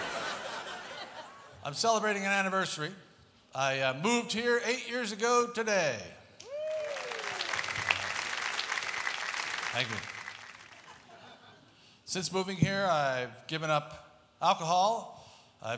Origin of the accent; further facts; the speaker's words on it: Pennsauken, New Jersey, United States; moved away as an adult; now in Las Vegas, United States; I was born and raised in the western portion of the lower nut. Small town called Pennsauken, New Jersey.